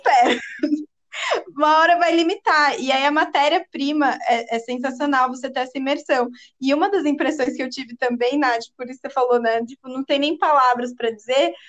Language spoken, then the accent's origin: Portuguese; Brazil; como brasileiros